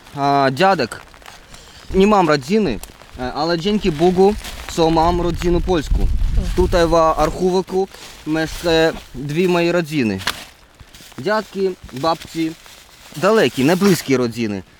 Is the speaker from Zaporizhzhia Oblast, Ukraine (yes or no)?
yes; Melitopol, Zaporizhzhia Oblast, Ukraine; Polish is a second language; moved away as an adult; now in Poland; Zaporowskie województwo, miasto Melitopol